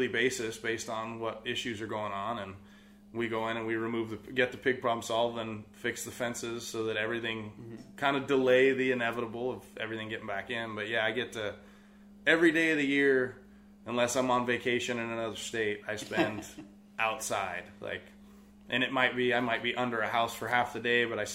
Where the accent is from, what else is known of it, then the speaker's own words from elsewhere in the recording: Sonoma County, California, United States; also born or lived in Tennessee; I was born and raised here in Sonoma County